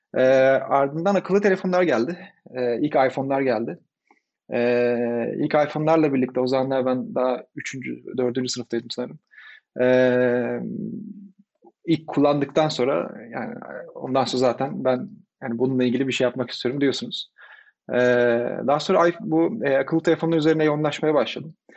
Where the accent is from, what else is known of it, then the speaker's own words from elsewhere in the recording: Izmir, Turkey; moved away as an adult; ben İzmirliyim. İzmir'de doğdum, büyüdüm.